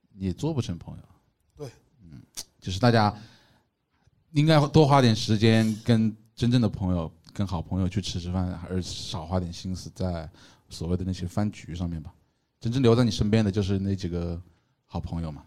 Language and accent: Chinese; Changsha, Hunan, China; 我们长沙人哪里能吹这牛